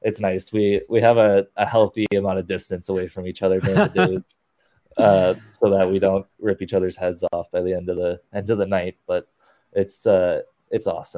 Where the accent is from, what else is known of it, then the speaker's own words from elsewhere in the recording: Scottsdale, Arizona, United States; now in Northville, United States; I was born and raised in Scottsdale, Arizona when my dad was playing for the Coyotes.